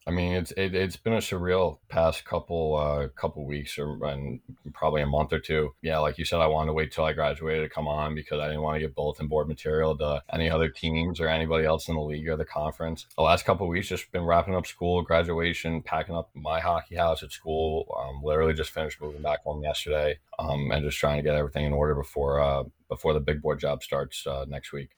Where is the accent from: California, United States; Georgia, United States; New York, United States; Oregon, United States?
New York, United States; Floral Park; born and raised on Long Island, so I'm from Floral Park.